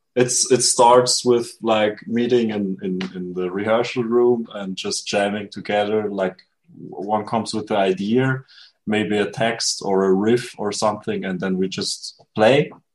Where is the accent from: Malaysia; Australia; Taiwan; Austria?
Austria; I'm from Austria